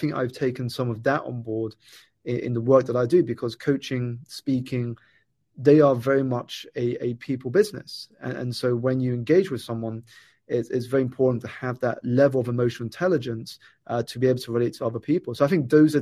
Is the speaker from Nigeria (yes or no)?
no; United Kingdom; I was born here in the United Kingdom, Steve, to Malaysian parents.